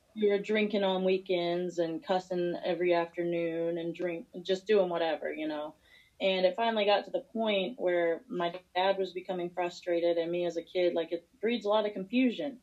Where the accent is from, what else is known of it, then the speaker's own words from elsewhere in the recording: Missouri, United States; moved away as an adult; also born or lived in Springfield; now in Virginia, United States; I'm from Missouri. I'm a country girl